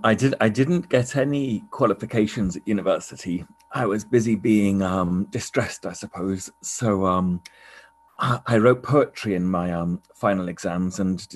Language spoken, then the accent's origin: English; East of England, United Kingdom; also born or lived in York / Scotland; I was born in York in England, and I stayed there, I think, 6 months and moved to Scotland to Lucas. My dad was in the Air Force. And for most of my childhood, I wandered around mainly England and a lot of Norfolk